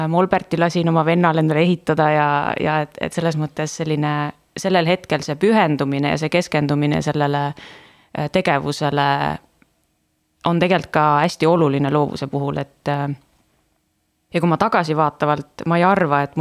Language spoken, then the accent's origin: Estonian; Estonia; Äh, ma olen väiksest linnast pärit, et äh, seal ei olnud liiga palju valida, nagu võib-olla praegu Tallinnas on ju